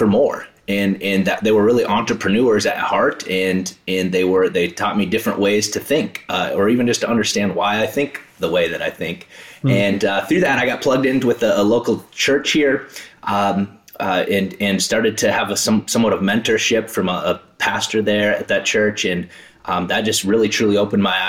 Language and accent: English; South Dakota, United States; I grew up in South Dakota